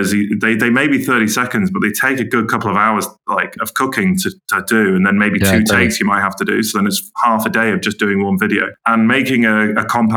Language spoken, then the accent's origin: English; Manchester, North West England, United Kingdom; also born or lived in Camden, London / Ealing, London; now in Teddington, United Kingdom; I'm from Manchester